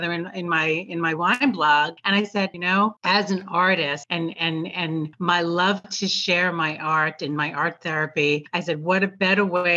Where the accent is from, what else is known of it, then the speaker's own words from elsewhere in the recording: New York, United States; moved away as an adult; also born or lived in Long Island; now in Tampa, United States; I am such a New Yorker